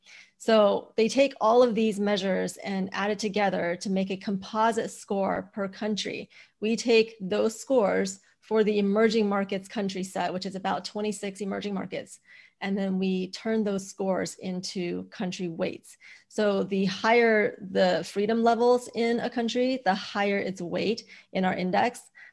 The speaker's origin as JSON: {"language": "English", "country": "China", "tie": "born or raised there", "also_born_or_lived": "United States", "said": "I grew up in China and the US, and so I split my childhood between two very different countries when it comes to freedom levels."}